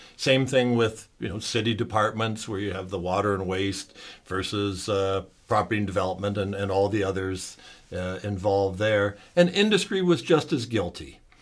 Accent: Sarnia, Ontario, Canada; I was born and raised in Sarnia, Ontario.

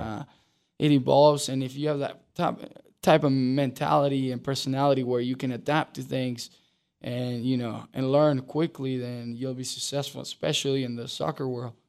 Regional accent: Uruguay; now in Charlotte, United States; I grew up in Uruguay, um, which is a huge soccer country

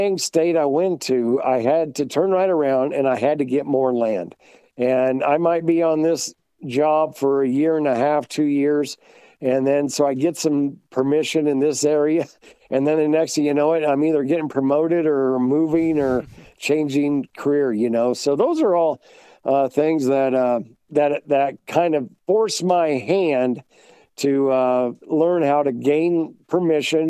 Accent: West Central Illinois near Quincy, United States; moved away as an adult; also born or lived in Virginia / Wisconsin / Iowa / Kentucky; now in North Carolina, United States; Growing up in West Central Illinois near Quincy

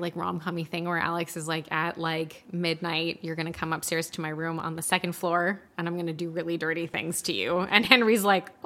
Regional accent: Canada; We're Canadian

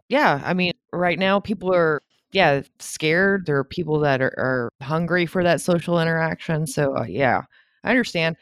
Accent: Louisiana, United States; I'm from Louisiana

